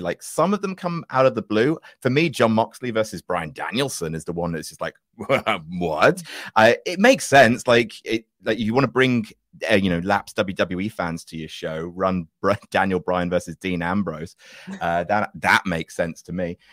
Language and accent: English; Jersey; moved away; I'm from original Jersey, which New Jersey is actually named after